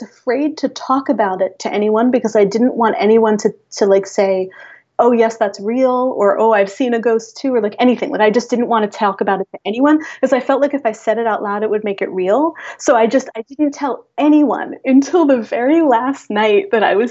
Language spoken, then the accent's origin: English; Hudson Valley, Catskill Mountains, New York, United States; also born or lived in Long Island, New York; now in New York City, United States; where I'm from, in the Hudson Valley, in the Catskill Mountains